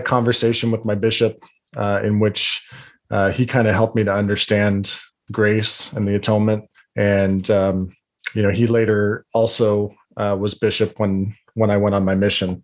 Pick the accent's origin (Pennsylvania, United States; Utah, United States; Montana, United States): Utah, United States; Salt Lake area; also born or lived in Bountiful, Utah / West Jordan, Utah; I was born and raised in the Salt Lake area